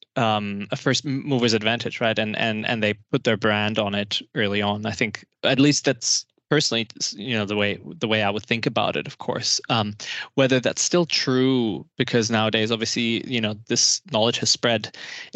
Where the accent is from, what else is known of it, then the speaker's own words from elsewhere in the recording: Germany; I'm from Germany